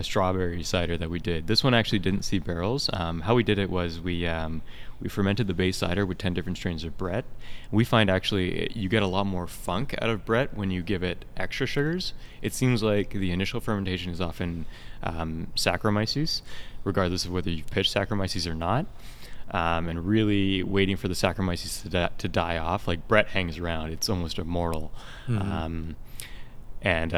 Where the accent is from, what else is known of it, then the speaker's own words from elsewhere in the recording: United States; now in Canada; I'm American myself